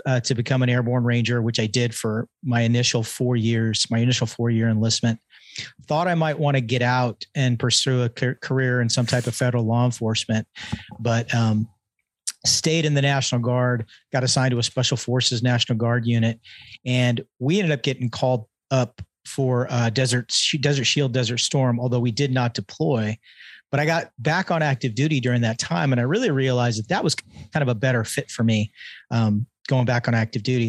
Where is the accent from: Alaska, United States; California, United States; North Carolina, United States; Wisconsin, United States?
California, United States; Tehachapi; also born or lived in Redondo Beach, California; spent my formative years in a really, uh, small town called Tehachapi, California